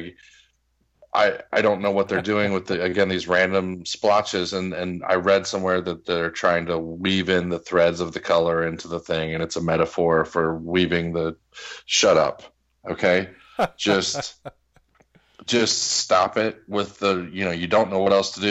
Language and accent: English; United States; as an American